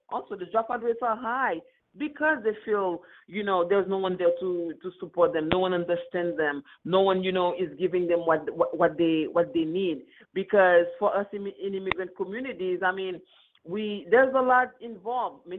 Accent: Queens, New York, United States; I grew up in Queens, so I wasn't in Brooklyn.

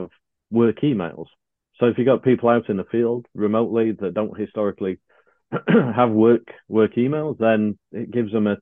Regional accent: United Kingdom; we're British

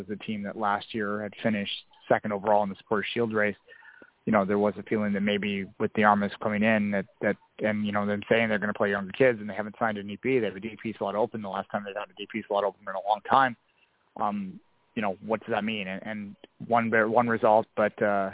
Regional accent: Canada; I'm a Canadian development guy

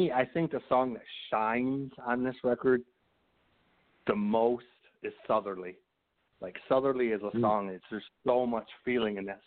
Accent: Michigan, United States; I grew up in Michigan. You know, I grew up on a 400-acre farm in a town of about 800 people

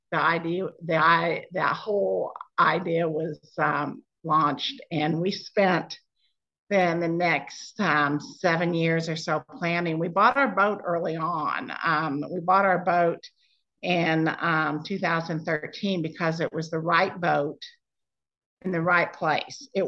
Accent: Indianapolis, Indiana, United States; born or raised there; moved away; also born or lived in Nashville, Tennessee

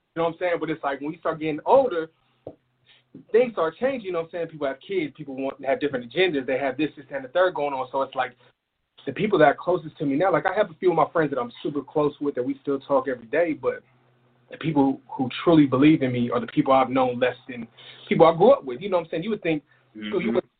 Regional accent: El Paso, Texas, United States; also born or lived in Philadelphia; I spent a lot of time in Texas

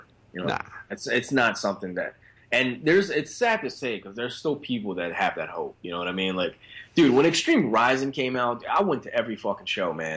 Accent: Philadelphia, Pennsylvania, United States; I'm from South Philly

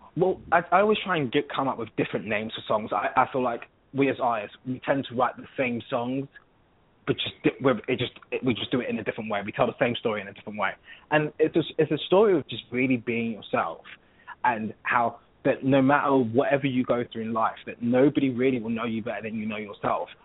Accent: London, United Kingdom; accent: British; You can pretty much hear that I'm from London.

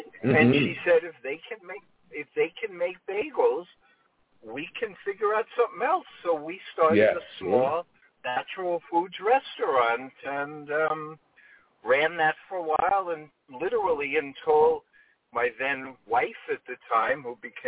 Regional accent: New York City, New York, United States; moved away as an adult; now in California, United States; I was born in the Bronx, you know, generations of people from New York

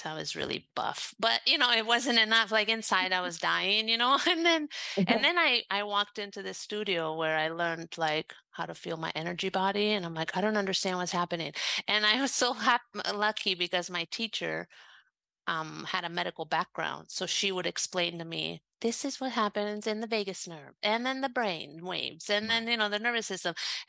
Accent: Italy; I was brought up in Italy, but, you know, my mom was from the States. I grew up learning Latin and Greek and philosophy.

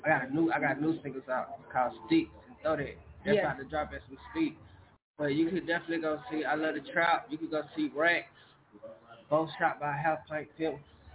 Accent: Charlotte, North Carolina, United States; Well, I was raised in Hidden Valley, born

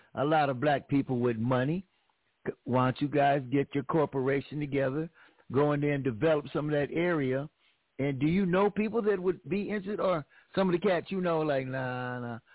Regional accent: Los Angeles, California, United States; I'm from Los Angeles

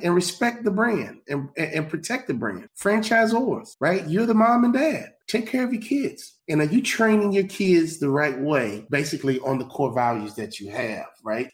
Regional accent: Chicago, Illinois, United States; I'm from Chicago

